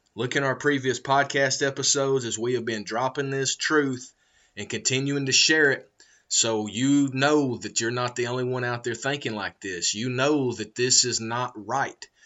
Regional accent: United States; I was discriminated against for being an American in America

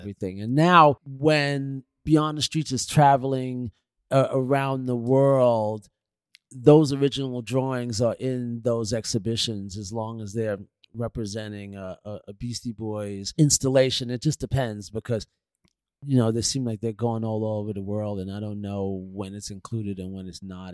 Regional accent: New York City, New York, United States; I was from Queens

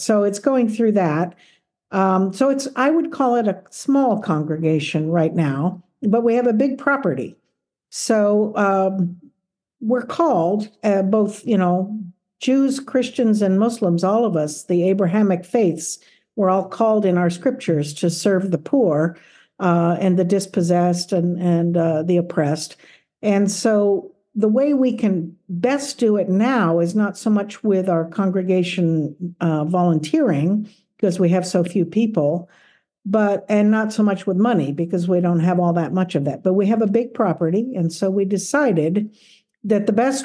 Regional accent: South Gate, California, United States; moved away as an adult; also born or lived in Philadelphia / central Pennsylvania; I grew up in Los Angeles. So I was actually grew up in Southgate. I went to Southgate High School and Southgate Junior High

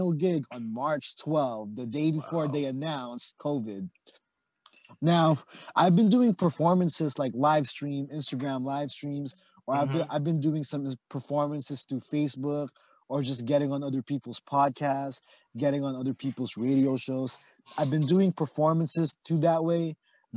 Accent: Oxnard, California, United States; also born or lived in Philippines; now in San Diego, United States; I'm from Oxnard, California, same hood as Chris. I grew up with Chris

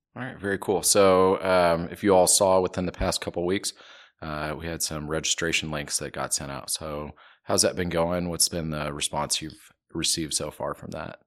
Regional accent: Wichita, Kansas, United States; moved away; I am from Wichita. I lived there for a long time.

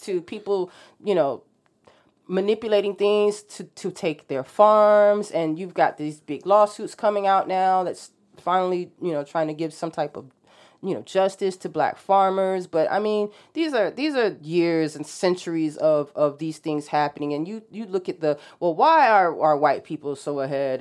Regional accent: Norfolk, Virginia, United States; I grew up in Norfolk

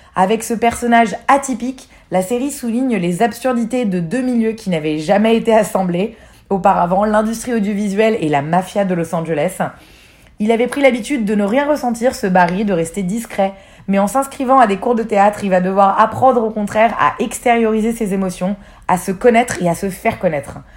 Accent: France; en tant que Français

